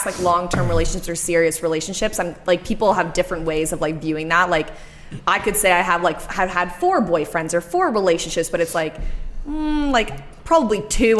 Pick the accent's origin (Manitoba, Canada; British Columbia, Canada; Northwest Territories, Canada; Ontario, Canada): Ontario, Canada; Oshawa; people know I'm from Oshawa.